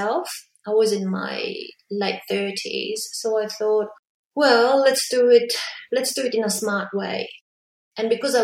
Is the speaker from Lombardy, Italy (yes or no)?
yes; Milan, Lombardy, Italy; moved away as an adult; also born or lived in Brisbane, Australia; now in Melbourne, Australia; I grew up in Milan.